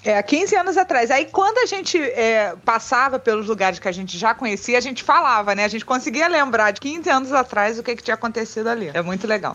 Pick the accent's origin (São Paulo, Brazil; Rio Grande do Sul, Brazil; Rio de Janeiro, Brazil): Rio de Janeiro, Brazil; eu sou carioca